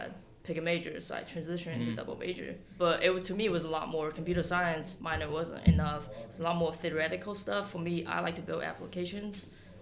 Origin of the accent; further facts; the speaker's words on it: Huntsville, Alabama, United States; now in Atlanta, United States; I grew up in Huntsville